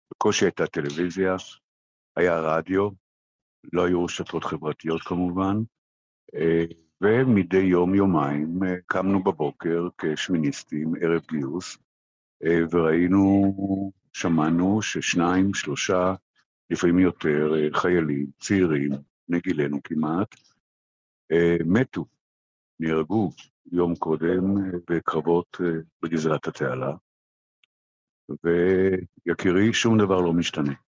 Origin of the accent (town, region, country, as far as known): Israel